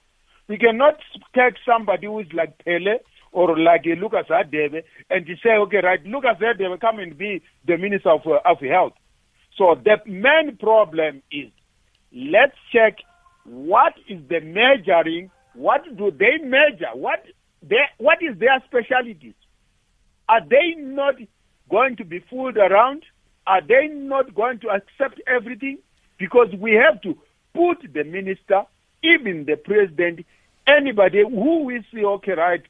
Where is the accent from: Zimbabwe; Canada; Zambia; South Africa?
South Africa; as a South African